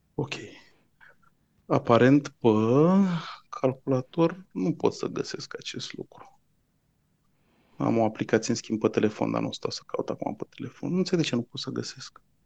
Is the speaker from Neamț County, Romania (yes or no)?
no; Bucharest, Romania; eu sunt din București